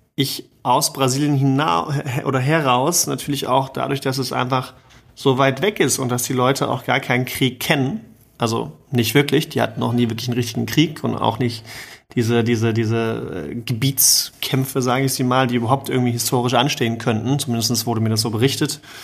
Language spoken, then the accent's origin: German; Cologne, North Rhine-Westphalia, Germany; als Kölner